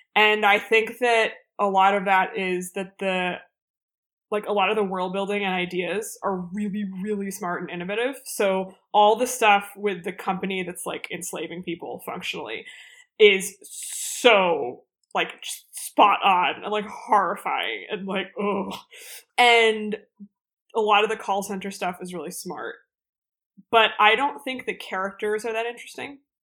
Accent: United States; as an American who doesn't know very much about Korea

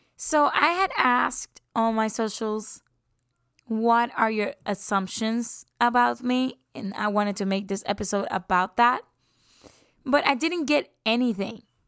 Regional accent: San Juan, Puerto Rico; moved away; I'm from San Juan, Puerto Rico. And I've been there since I took my first breath

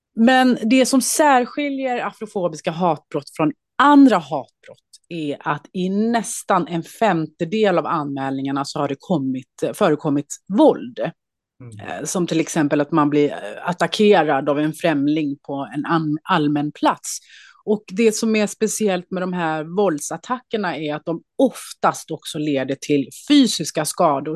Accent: Småland, Sweden; also born or lived in Skåne; vi kom ju till Småland när vi kom mm. till Sverige. Så att jag mm. har ju först Småland i, i min barndom och sen har jag en mindre ort i Skåne som min ungdom.

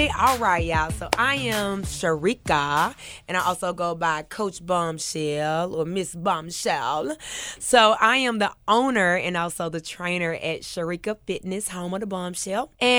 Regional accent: Memphis, Tennessee, United States; Oh, so Raleigh, Egypt.

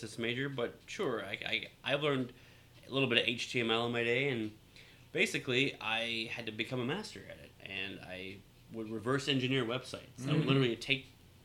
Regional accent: Louisiana, United States; moved away as an adult; also born or lived in San Diego; now in Sandpoint, United States; I'm from Louisiana, and I, my entire life, always wanted to get the heck out of Louisiana

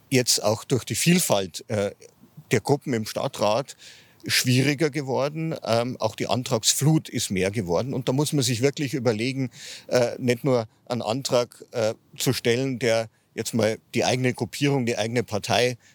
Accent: Ingolstadt, Bavaria, Germany; Ich komme aus Hanwöhr ähm, also in der Nähe vom SV Hanwör, bin da groß geworden

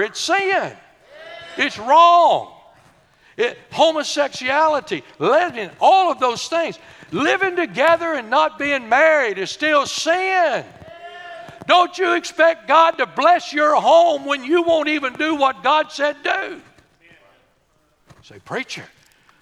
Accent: Corrigan, Texas, United States; We were raised in Corrigan.

